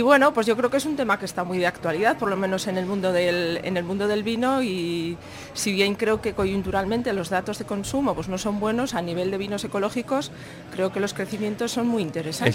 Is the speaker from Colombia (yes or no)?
no; Samaniego, Basque Country, Spain; yo vengo de Samaniego